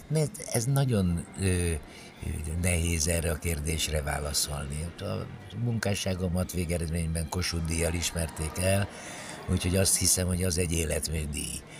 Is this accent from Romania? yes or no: yes; Cluj-Napoca, Cluj County, Romania; moved away as an adult; also born or lived in Bucharest / Budapest / Paris; now in Hungary; muzsikus családba születtem Kolozsváron, ott a nagynevű zenei liceumban végeztem a tanulmányaimat, utána Bukarestbe kerültem